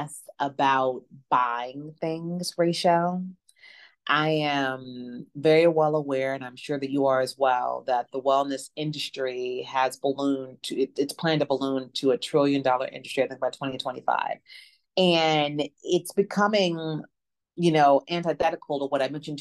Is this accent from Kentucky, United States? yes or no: no; Memphis, Tennessee, United States; moved away as an adult; now in New Orleans, United States; I'm originally from Memphis, Tennessee, and I live in New Orleans now, recently moved here about 3 years ago